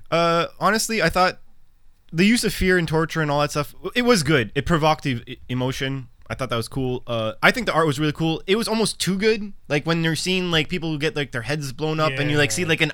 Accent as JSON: {"language": "English", "town": "Montreal", "region": "Quebec", "country": "Canada", "said": "I'm Canadian and I'm from Montreal. So there was a lot of extra tidbits, like just the speaking in French"}